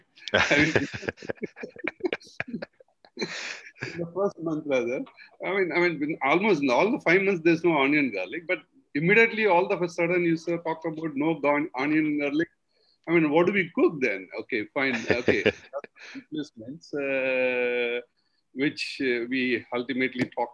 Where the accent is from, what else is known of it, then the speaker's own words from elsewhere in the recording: South India, India; we are all being from South India. We have a concept of eating yogurt rice after good meat